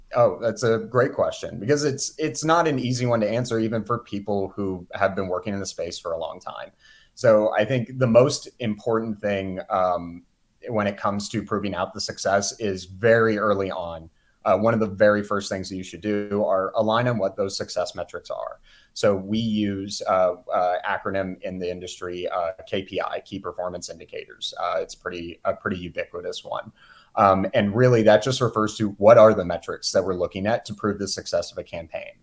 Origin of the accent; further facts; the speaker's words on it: Houston, Texas, United States; also born or lived in Mississippi; now in Kansas City, United States; originally, I'm from the Houston area.